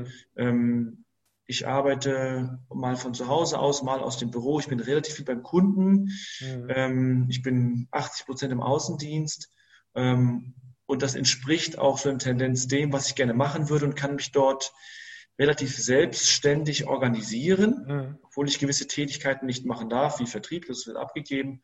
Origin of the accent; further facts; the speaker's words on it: Greater Hamburg area, Germany; moved away as an adult; also born or lived in Saxony-Anhalt; ich bin aus dem Großraum Hamburg, habe ich mich nach Sachsen-Anhalt orientiert